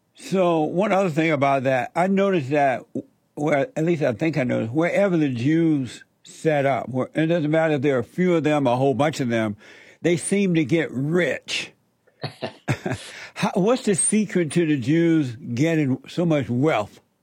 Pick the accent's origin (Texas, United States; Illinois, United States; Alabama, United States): Alabama, United States; I grew up in Alabama under Jim Crow on a plantation